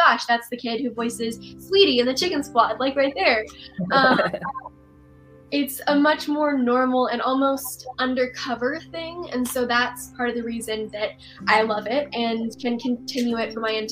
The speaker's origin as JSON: {"language": "English", "region": "Texas", "country": "United States", "tie": "born or raised there", "said": "my hometown in Texas."}